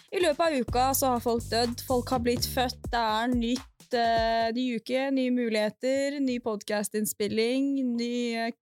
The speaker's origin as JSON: {"language": "Norwegian", "country": "Sweden", "said": "Jeg kommer fra Sverige."}